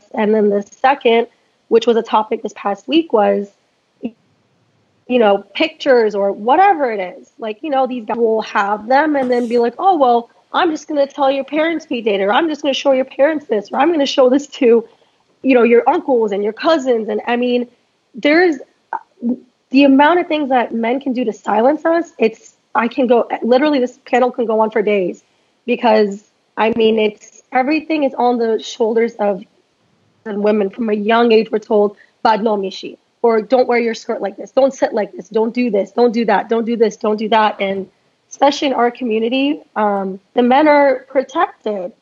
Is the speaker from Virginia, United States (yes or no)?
yes; Northern Virginia, United States; now in Dallas, United States; I'm from Northern Virginia